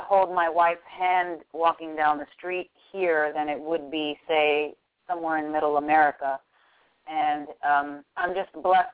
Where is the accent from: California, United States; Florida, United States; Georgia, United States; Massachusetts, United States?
Florida, United States; Miami; born and raised in Miami, Florida